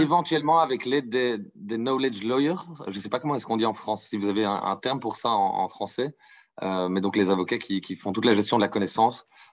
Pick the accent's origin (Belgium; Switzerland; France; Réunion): Belgium; Brussels, Brussels-Capital Region; je viens de Bruxelles en Belgique